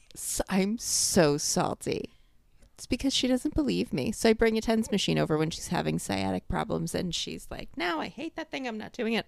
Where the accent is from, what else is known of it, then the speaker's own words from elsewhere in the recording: New York, United States; accent: New York; moved away as an adult; now in Florida, United States; I've been out of New York for five years now